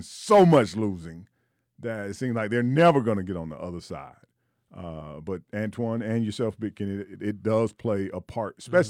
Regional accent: Pittsburgh, Pennsylvania, United States; I'll take my hometown Steelers.

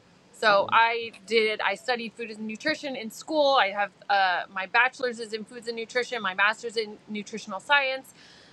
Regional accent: Southern California, United States; moved away as an adult; We're from Southern California.

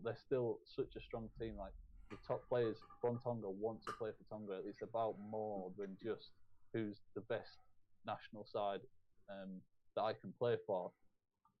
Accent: England, United Kingdom; I'm English

